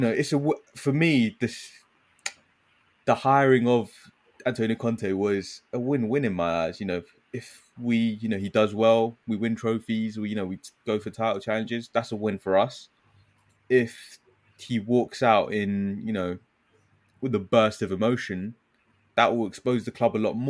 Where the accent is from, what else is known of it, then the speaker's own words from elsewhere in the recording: United Kingdom; as British people